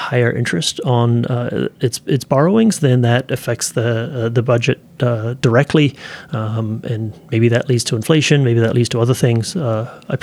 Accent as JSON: {"language": "English", "country": "New Zealand", "tie": "born or raised there", "moved": "yes", "lives_now": "United States", "said": "When I was a kid growing up in New Zealand"}